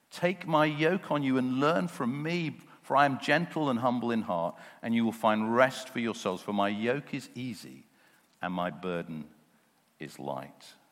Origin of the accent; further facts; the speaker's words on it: United Kingdom; those of us who were born and brought up here in the UK